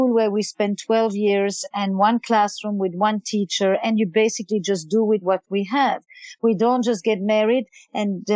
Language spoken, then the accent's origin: English; Antwerp, Flanders, Belgium; English is a second language; now in New York, United States; I'm from Flemish Belgium, you know that, I mean, that's already very good to know that I would probably be speaking Flemish. I was actually schooled in Flemish my entire childhood.